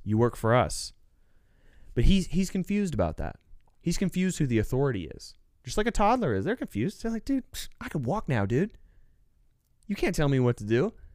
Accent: United States; we as the American people

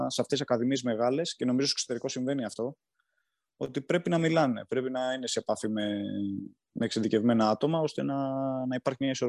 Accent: Galatsi, Attica, Greece; εγώ είμαι από το Γαλάτσι

